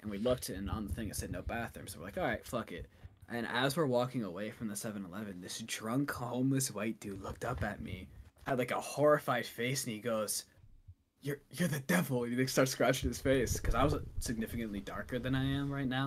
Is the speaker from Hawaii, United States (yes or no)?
no; Massachusetts, United States; I'm from Massachusetts